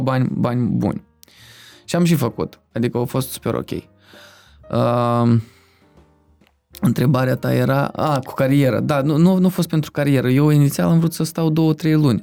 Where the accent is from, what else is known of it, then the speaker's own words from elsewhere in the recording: Moldova; băiețan de, din Republica Moldova